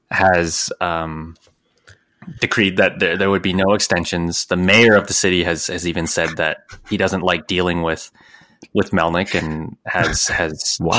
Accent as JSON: {"language": "English", "town": "Ottawa", "region": "Ontario", "country": "Canada", "said": "Hey, I'm from Ottawa."}